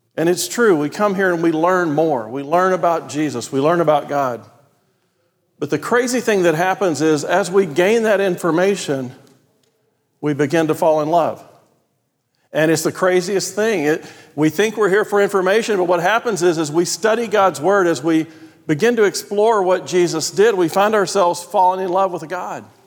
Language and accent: English; Texas, United States; accent: Texan; I grew up in a place where, in my language, none of those things mattered.